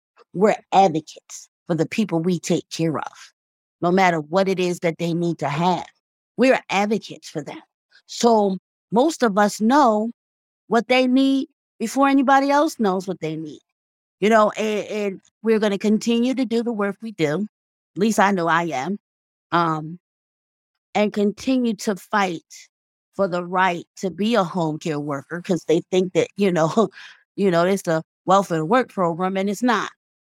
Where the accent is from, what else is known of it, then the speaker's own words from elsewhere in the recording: Fredericksburg, Virginia, United States; born there; also born or lived in New Jersey; now in Philadelphia, United States; Actually, I was born in Fredericksburg, Virginia.